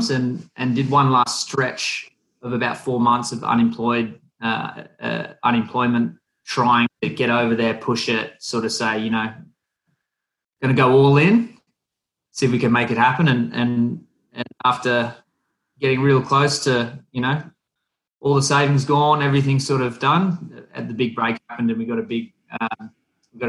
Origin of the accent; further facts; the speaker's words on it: Wollongong, New South Wales, Australia; Wollongong, my hometown